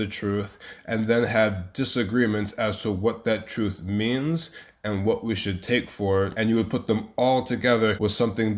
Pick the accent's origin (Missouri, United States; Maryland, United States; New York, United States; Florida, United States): Maryland, United States; moved away as an adult; also born or lived in New Haven, Connecticut; now in Jerusalem, Israel; I was born in the States, in New Haven, to parents who were both immigrants and Christians. And then when I was very young, I believe 2 or 3, they moved to Maryland. And I was raised in Maryland